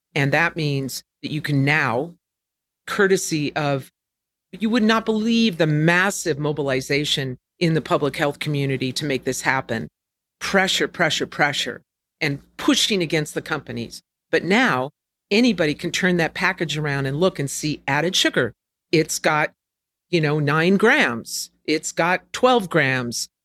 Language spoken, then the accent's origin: English; California, United States; growing up in California